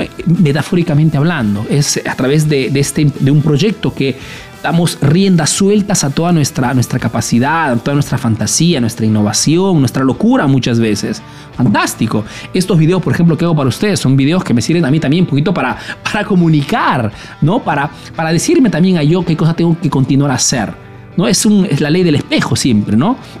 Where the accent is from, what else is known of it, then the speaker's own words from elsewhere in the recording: Peru; now in Italy; soy un emprendedor peruano que vive hace años en Italia, en Europa principalmente